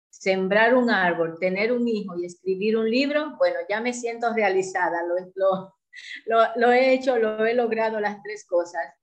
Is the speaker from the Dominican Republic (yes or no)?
yes; Dominican Republic; also born or lived in Port-au-Prince, Haiti; soy dominicana, de profesión soy médico, aunque lo ejercí muy poco tiempo porque me dediqué cuando me fui a Puerto Príncipe, Haití, a, más bien al negocio que teníamos junto con mi marido.